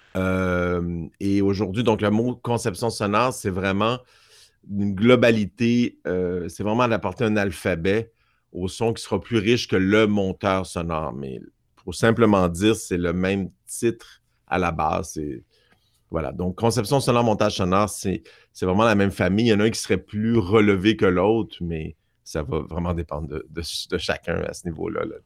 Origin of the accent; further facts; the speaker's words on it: Montreal, Quebec, Canada; J'ai grandi à Outremont, Montréal.